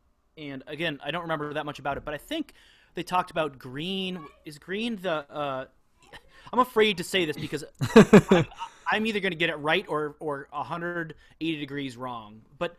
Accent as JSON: {"language": "English", "country": "United States", "said": "as American Christians"}